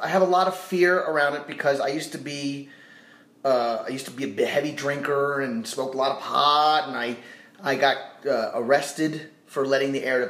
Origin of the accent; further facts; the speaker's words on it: New Orleans, Louisiana, United States; also born or lived in Montreal, Canada; I was born in Montreal, and I grew up in New Orleans, and I registered with the Selective Service.